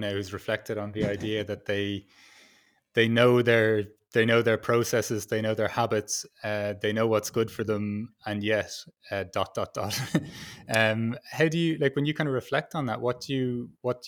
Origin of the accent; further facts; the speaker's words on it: Dublin, Leinster, Ireland; also born or lived in Vancouver; I lived in Vancouver once, and I'm from Dublin